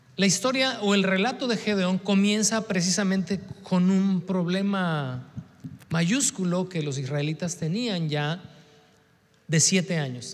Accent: Mexico; nuestra idiosincrasia como mexicanos

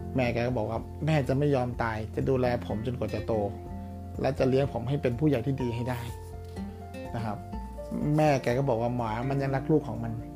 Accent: Uttaradit, Thailand; ผมเกิดที่ต่างอยู่ที่ต่างจังหวัดนะครับเป็นคนอุตรดิตถ์นะครับ แล้วก็ในหมู่บ้านก็จะมีเด็กๆมาเล่นเวลาไปโรงเรียน

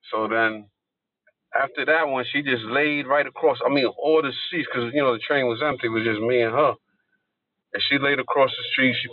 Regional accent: New York City, New York, United States; I am naturally from Brooklyn, Coney Island

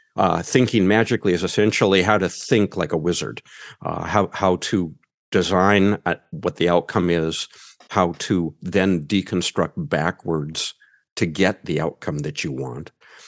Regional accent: United States; accent: American; I'm male and I'm American.

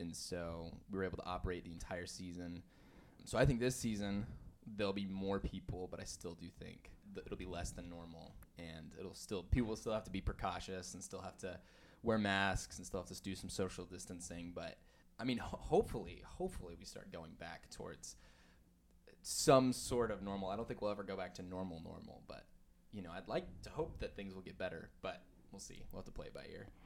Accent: Farmington, New Mexico, United States; moved away as an adult; also born or lived in Denver, Colorado / Texas; I was born in Denver, Colorado, and then I still have a lot of family there, but I grew up in Farmington, New Mexico

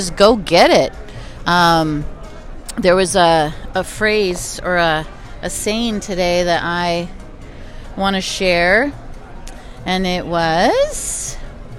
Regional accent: California, United States; I'm from California

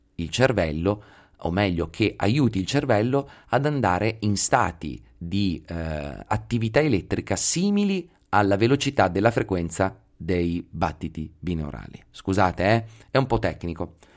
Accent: Pesaro, Marche, Italy; now in Veneto, Italy; sono di Pesaro

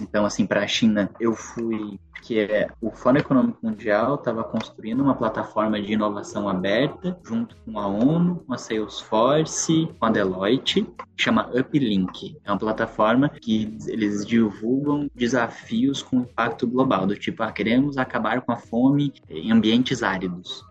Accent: a town near Curitiba, Paraná, Brazil; Eu sou paranaense, é de uma cidade pertinho de Curitiba.

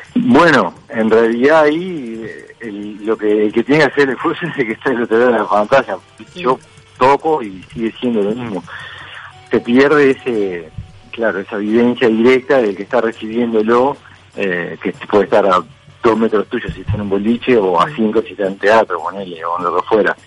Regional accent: Montevideo, Uruguay; yo nací en el Reducto y me crié ahí en la Guada, en el Reducto

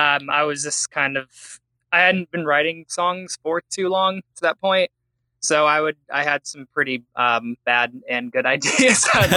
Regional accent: Fort Wayne, Indiana, United States; moved away; I'm from Fort Wayne, Indiana.

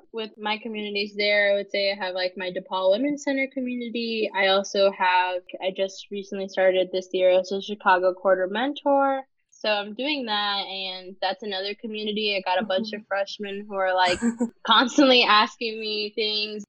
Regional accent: northern Mexico, Mexico; now in Oaxaca, Mexico; I am myself Mexican, but I am not from Oaxaca. I'm from mm-hmm. the more northern part of Mexico Mexico

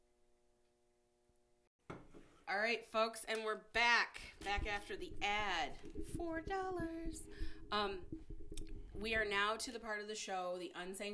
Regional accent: Downriver, Michigan, United States; I'm from Downriver

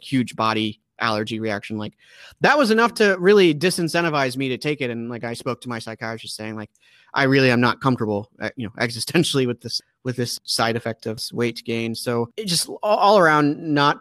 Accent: Maryland, United States; my home state, which is Maryland

